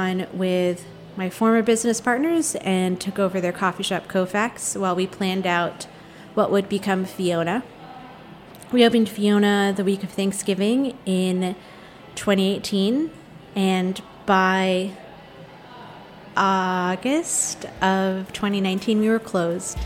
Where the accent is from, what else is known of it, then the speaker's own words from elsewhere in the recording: San Diego and San Francisco, California, United States; now in Los Angeles, United States; I grew up in San Diego and San Francisco, half and half.